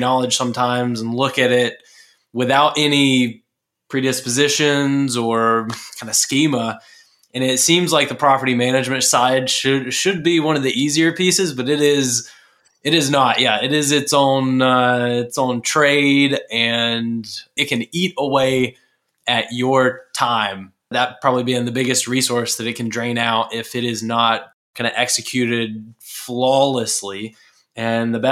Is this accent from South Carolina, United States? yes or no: yes; Murrells Inlet, South Carolina, United States; moved away; I'm originally from Murrells Inlet, just south of Myrtle Beach, South Carolina